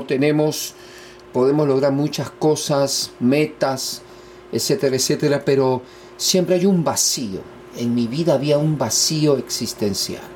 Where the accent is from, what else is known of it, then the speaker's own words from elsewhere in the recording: Lima, Peru; yo nací en Perú, Lima, la capital